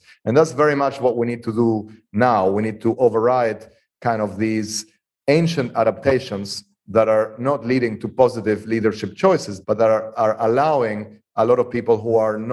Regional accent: Argentina; moved away; I was born and raised in Argentina

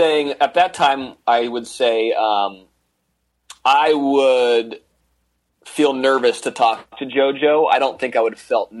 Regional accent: Monterey, California, United States; I grew up in Monterey.

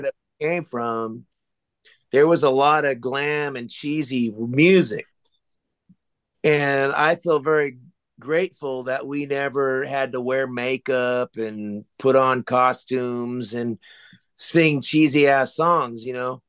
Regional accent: Sacramento, California, United States; where I grew up in South Sacramento was kind of the ghetto

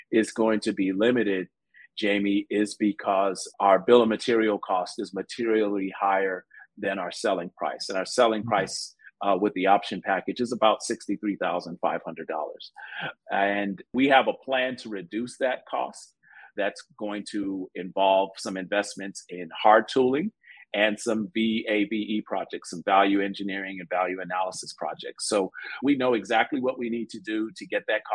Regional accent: Chicago, Illinois, United States; growing up in Chicago

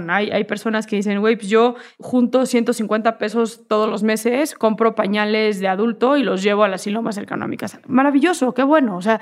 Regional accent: Mexico; Y soy mexicana y eso es lo que soy

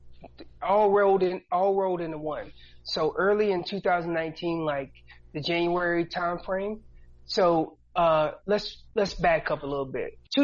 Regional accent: Hillsborough, North Carolina, United States; also born or lived in Killeen, Texas; Killeen, Texas is where I was born, but I was raised in North Carolina.

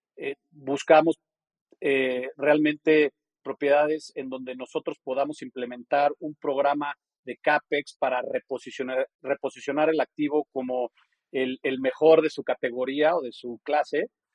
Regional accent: Mexico; moved away as an adult; also born or lived in New Hampshire / New York / Geneva; yo nací, crecí en México

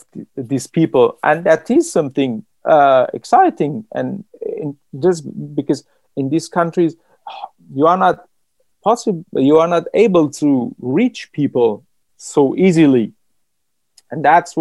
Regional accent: Iran; English is a second language; moved away as an adult; also born or lived in Tajikistan; now in Vienna, Austria

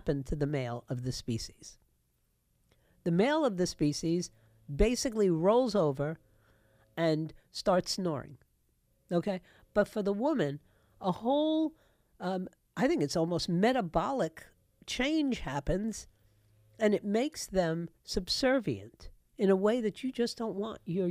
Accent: New York, United States; my hometown of New York

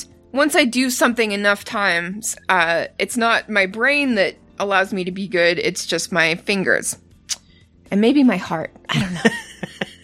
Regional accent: Canada; I'm Canadian

